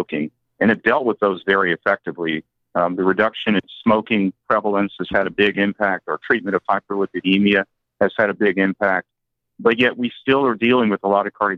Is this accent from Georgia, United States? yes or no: yes; South Georgia, United States; I was very much influenced by people in South Georgia where I grew up